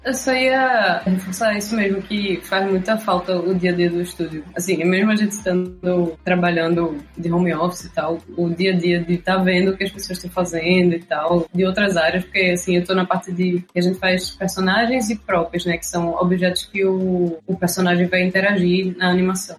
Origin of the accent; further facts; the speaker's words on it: Recife, Pernambuco, Brazil; eu sou de Recife